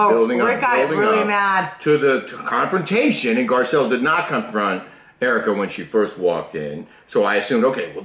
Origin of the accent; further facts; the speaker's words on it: Kentucky, United States; I was born in Kentucky